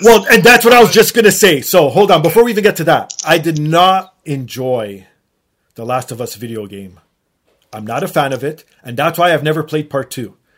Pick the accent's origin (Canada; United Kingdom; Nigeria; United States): Canada; as a Canadian